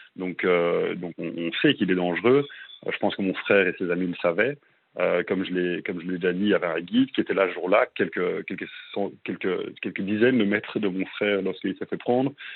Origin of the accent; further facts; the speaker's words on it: Belgium; moved away as an adult; also born or lived in Brussels, Belgium; now in Melbourne, Australia; je suis, je suis à Bruxelles, en Belgique. Je suis belge.